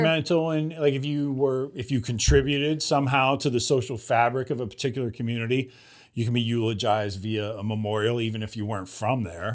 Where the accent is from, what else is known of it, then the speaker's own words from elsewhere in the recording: Los Angeles, California, United States; we're from Los Angeles